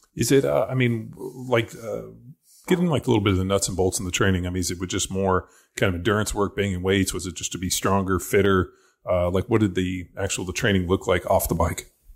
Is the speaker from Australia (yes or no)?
no; Newport Beach, California, United States; I'm from Orange County